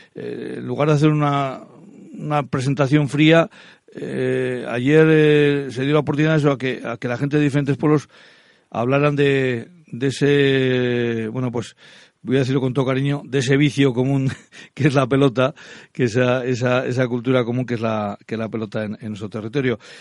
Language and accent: Spanish; Laguardia, Basque Country, Spain; yo soy de La Guardia.